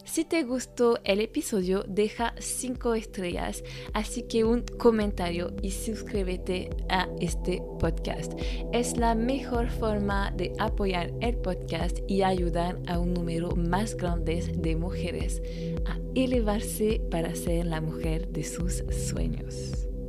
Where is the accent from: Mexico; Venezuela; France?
France; francesa y coach de imagen